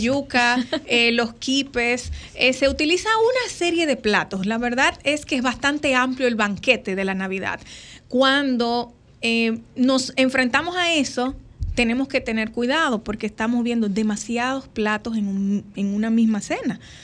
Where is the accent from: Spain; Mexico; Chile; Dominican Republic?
Dominican Republic; como buenos dominicanos, el plato de comida eh, de la cena navideña lleva el pastel en hoja